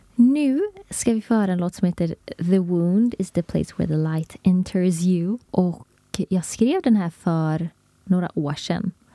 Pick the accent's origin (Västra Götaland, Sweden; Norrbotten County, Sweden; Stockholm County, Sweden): Västra Götaland, Sweden; Gothenburg; vi är båda från Göteborg